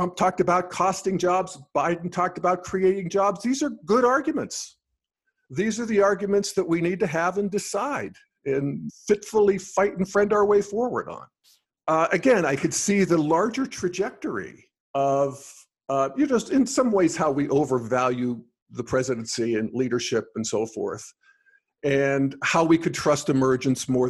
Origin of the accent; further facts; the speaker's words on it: Western Pennsylvania, United States; moved away as an adult; also born or lived in Denver; I grew up in Western Pennsylvania in the 60s and 70s in coal mining country